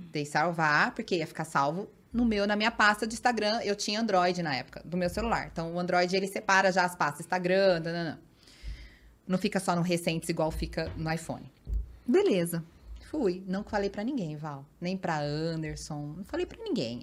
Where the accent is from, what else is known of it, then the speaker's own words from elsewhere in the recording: Paulínia, São Paulo, Brazil; eu sou de Paulínia, região de Campinas